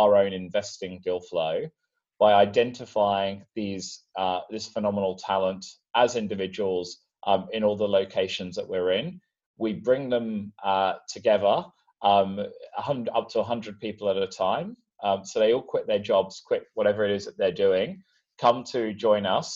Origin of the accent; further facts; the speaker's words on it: London, United Kingdom; I'm from London originally